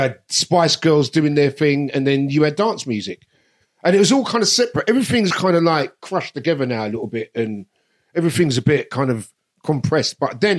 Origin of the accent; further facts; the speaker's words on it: London, United Kingdom; also born or lived in Mitcham; South London. I'm from Brixton.